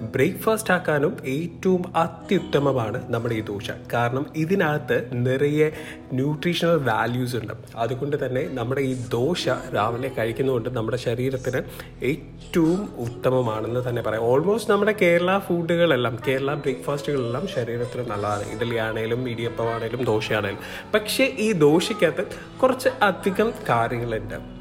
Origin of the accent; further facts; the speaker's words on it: Kottayam, Kerala, India; ഞാനൊരു കോട്ടയംകാരനാണ്